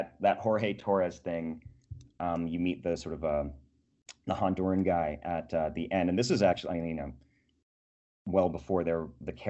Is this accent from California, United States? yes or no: yes; Bakersfield, California, United States; my hometown of Bakersfield, California